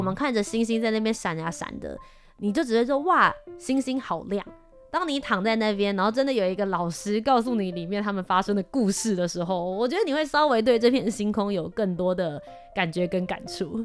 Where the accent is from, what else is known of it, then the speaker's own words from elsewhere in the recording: Taipei, Taiwan; also born or lived in Kaohsiung; 我是在嗯。高雄市出生，然后后来是在台北这边长大，然后在这边念书